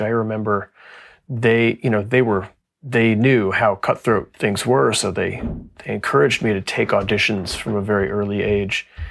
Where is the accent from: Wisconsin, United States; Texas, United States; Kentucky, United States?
Texas, United States; moved away as an adult; also born or lived in Fort Worth; now in Pittsburgh, United States; I grew up in Texas